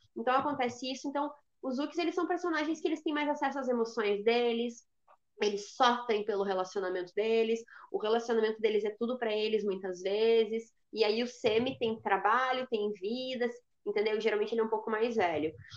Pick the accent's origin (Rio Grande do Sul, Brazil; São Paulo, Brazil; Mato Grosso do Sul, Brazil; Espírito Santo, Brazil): Rio Grande do Sul, Brazil; coast of; eu sou do litoral do Rio Grande do Sul